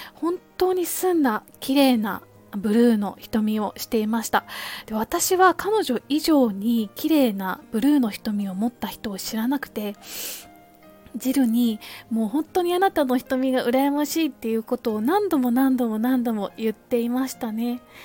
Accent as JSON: {"language": "Japanese", "region": "Kansai", "country": "Japan", "tie": "born or raised there", "also_born_or_lived": "United Kingdom", "moved": "as an adult", "lives_now": "Tokyo, Japan", "said": "私は関西の出身なので小さい頃から恵方巻きっていうものはあの身近だったんですけれども大人になってあの東京の方にやってきて"}